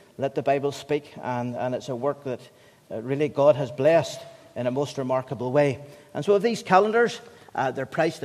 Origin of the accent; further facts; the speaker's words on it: United Kingdom; As the British people